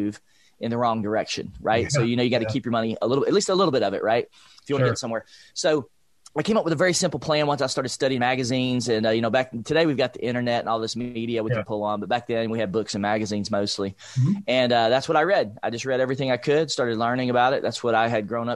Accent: Nashville, Tennessee, United States; I grew up in East Nashville, Nashville, Tennessee, low-income family

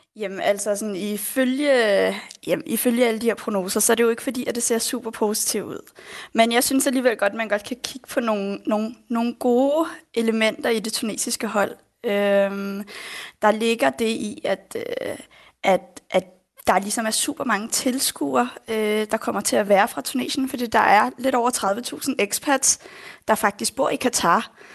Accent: Denmark; Jeg er jo født og opvokset her i Danmark

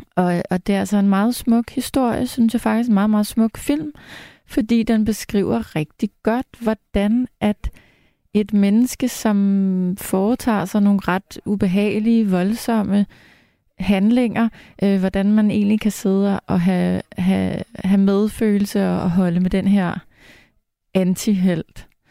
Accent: Farum, Capital Region of Denmark, Denmark; jeg er vokset op i Farum, som ligger lige ved siden af Lynge

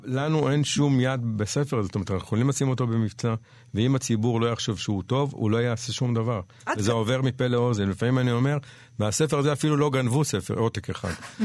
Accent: Jerusalem, Jerusalem District, Israel; also born or lived in Panama / New York; נולדתי בנחלאות בירושלים

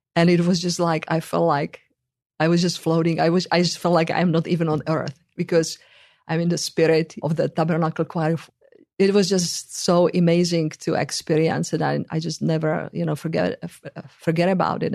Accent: Czechia; moved away; in the country where I come from

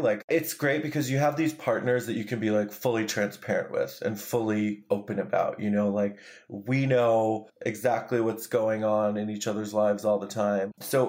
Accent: New York, United States; I'm such a New Yorker. Like, but it's like also we come from the East Coast, so it's always there.

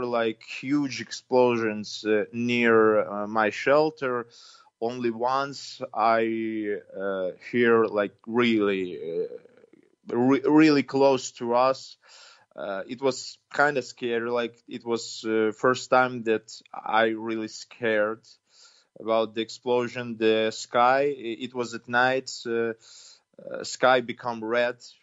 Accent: Ukraine; now in Kyiv, Ukraine

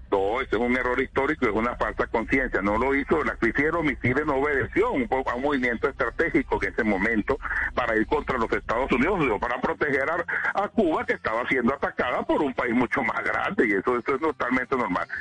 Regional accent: Venezuela

